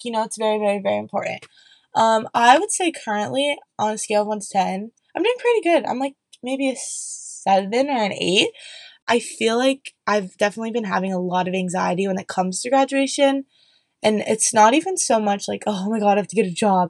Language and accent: English; Columbus, Ohio, United States; moved away as an adult; also born or lived in New York; now in Pennsylvania, United States; I am from Columbus, Ohio. I grew up in the suburbs